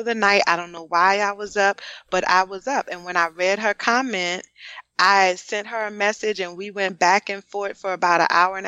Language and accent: English; New Orleans, Louisiana, United States; I'm from New Orleans